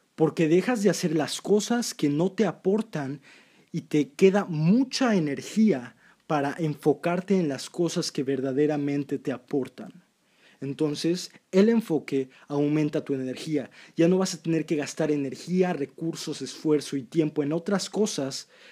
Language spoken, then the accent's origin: Spanish; Mexico; yo soy de México, amo México